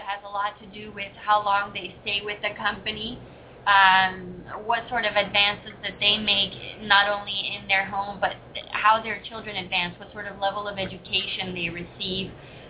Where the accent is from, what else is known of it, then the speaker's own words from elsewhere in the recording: Honduras; moved away as an adult; also born or lived in Europe / Washington, D.C. / Hawaii; now in Hollywood, Florida, United States; I am originally from Honduras.